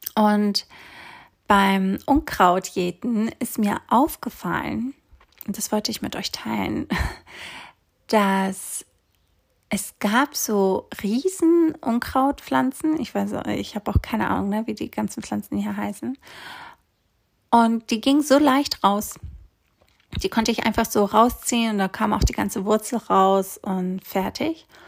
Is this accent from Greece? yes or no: yes; Greece; moved away as an adult; also born or lived in Hamburg, Germany; Ich bin nämlich in Griechenland aufgewachsen, auf einer kleinen Insel.